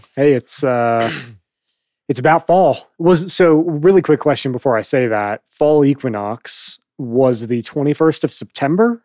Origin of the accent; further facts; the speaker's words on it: Chicago, Illinois, United States; moved away; I'm from Chicago.